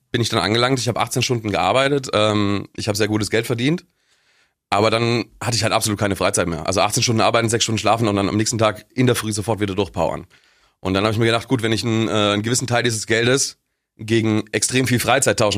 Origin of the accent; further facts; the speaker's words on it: Augsburg, Bavaria, Germany; Äh, ich ich komme aus Augsburg.